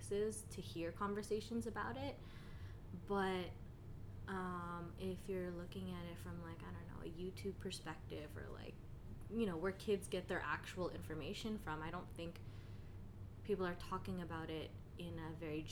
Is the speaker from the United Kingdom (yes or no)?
no; Philippines; us being Filipino, I feel in the Philippines we're a very collectivist culture